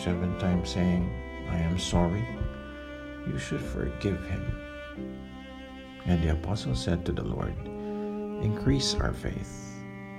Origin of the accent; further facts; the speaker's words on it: Philippines; I am from the Philippines.